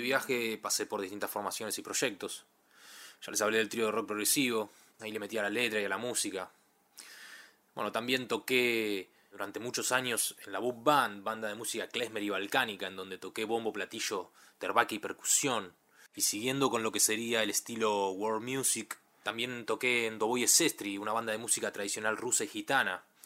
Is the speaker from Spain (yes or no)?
no; Ituzaingó, Buenos Aires Province, Argentina; Nací y me crié en Ituzaingó